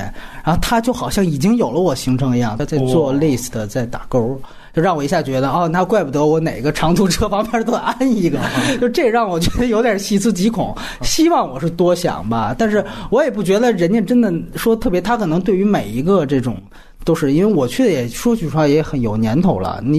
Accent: China; 我说我是中国人，我没有信仰，真没有宗教信仰。

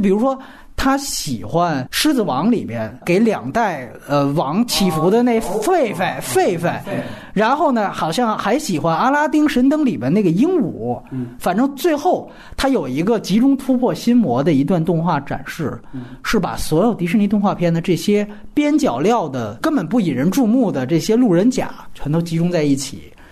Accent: China; 我作为一个中国人

